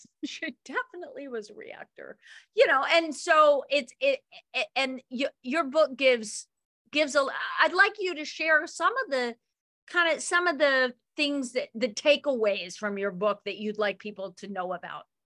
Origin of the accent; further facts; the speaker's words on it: Ketchum, Idaho, United States; not where I grew up in Ketchum's Own Valley